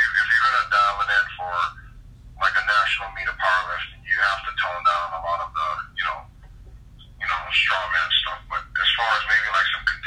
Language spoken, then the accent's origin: English; Hawaii, United States; moved away as an adult; also born or lived in Oregon; I'm from Hawaii